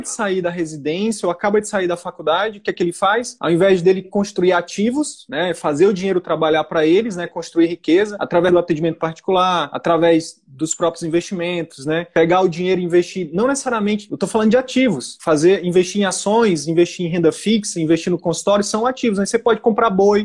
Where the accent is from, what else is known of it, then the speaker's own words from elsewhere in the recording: Piauí, Brazil; now in Manaus, Brazil; eu tinha imóveis no Piauí, que é a minha terra natal